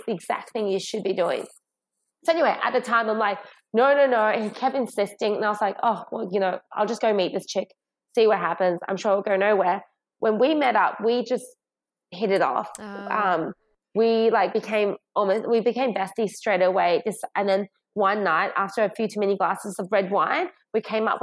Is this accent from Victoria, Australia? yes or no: no; Sydney, New South Wales, Australia; also born or lived in China; We moved from China to Australia when I was 8.